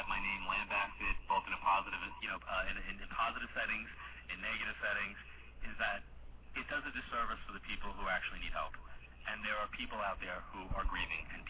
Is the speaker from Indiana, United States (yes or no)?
no; Long Island, New York, United States; moved away; I was doing, you know, an event in Long Island every year. I end my travel schedule kind of like in my hometown doing a seminar